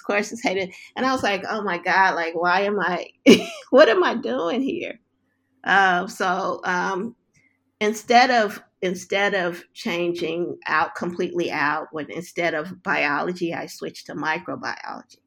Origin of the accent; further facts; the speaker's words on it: Los Angeles, California, United States; moved away; I was, um, born and raised in South Central Los Angeles